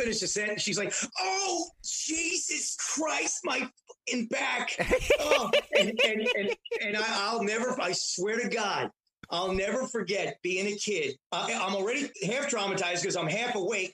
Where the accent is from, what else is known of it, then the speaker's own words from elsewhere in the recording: New York City, New York, United States; I grew up in Astoria for a few years